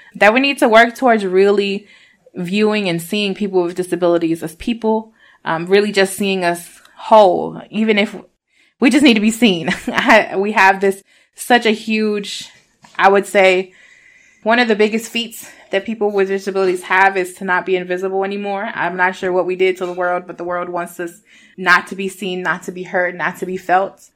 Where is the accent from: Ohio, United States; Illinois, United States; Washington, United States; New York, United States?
New York, United States; Rochester; also born or lived in Puerto Rico; I'm from Rochester, New York, but I was born in Puerto Rico. My parents migrated here when I was a itty bitty baby. I was almost three.